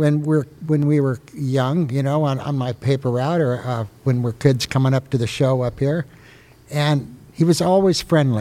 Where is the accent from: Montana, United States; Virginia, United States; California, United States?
California, United States; Petaluma; I moved to Petaluma when I was 6 years old, 1953